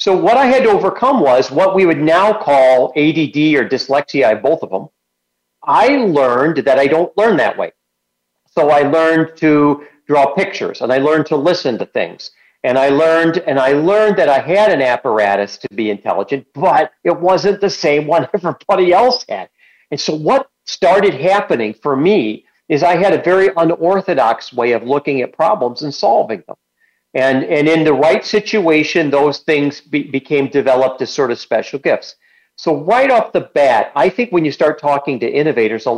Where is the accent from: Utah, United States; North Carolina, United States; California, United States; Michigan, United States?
Michigan, United States; Kalamazoo; I grew up in Kalamazoo